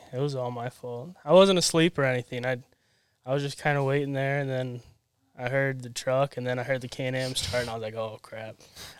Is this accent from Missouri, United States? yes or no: yes; Kansas City, Missouri, United States; born there; I was born in Missouri.